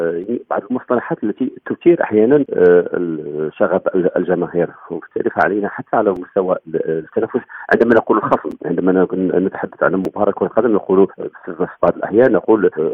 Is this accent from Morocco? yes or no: yes; Morocco; عندنا في المغرب